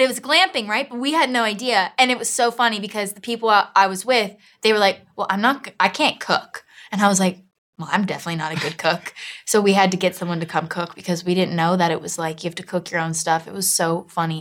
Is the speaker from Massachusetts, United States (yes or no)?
no; Miami, Florida, United States; moved away as an adult; now in London, United Kingdom; I'm from Miami, Florida, South Miami